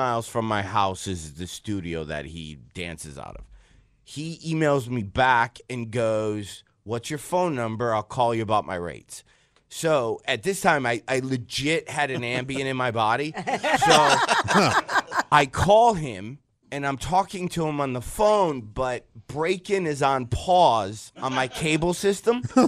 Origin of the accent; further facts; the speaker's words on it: Detroit, Michigan, United States; I'm from Detroit.